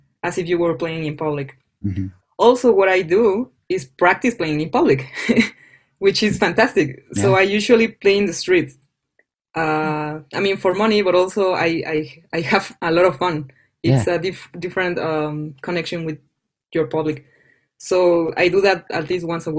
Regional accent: Mexico; English is a second language; moved away; also born or lived in Florida; I was from Mexico

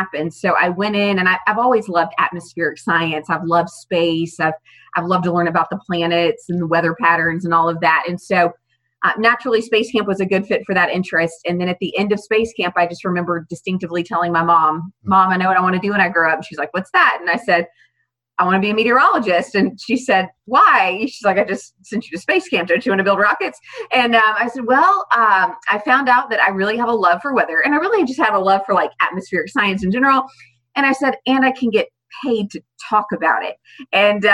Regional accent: Fort Worth, Texas, United States; now in Birmingham, United States; Growing up in Fort Worth, Texas

